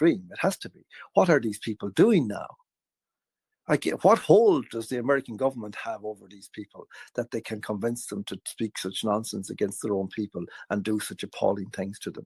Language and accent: English; Ireland